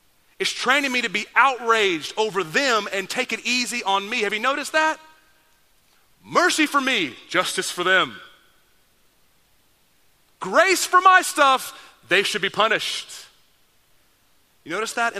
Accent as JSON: {"language": "English", "town": "Dallas", "region": "Texas", "country": "United States", "tie": "born or raised there", "said": "I grew up in Dallas, Texas"}